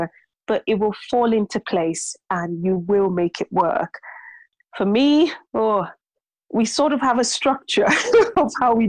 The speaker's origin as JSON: {"language": "English", "region": "London", "country": "United Kingdom", "tie": "born or raised there", "lives_now": "North East England", "said": "growing up in London, you see quite a, you know, there's a lot of ethnicity, there's a mix, there's diversity."}